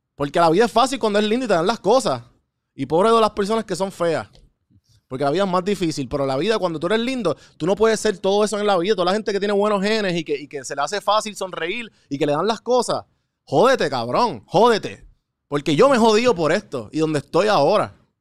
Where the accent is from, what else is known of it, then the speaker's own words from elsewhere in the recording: Puerto Rico; Aprendí de Puerto Rico, aprendí de mi pueblo